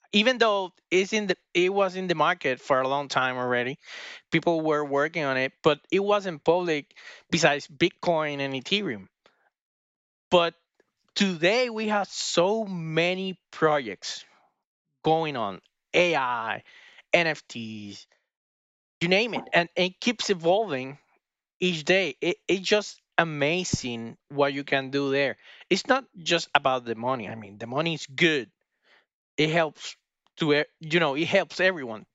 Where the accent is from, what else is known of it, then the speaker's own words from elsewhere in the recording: Puerto Rico; we are both from Puerto Rico.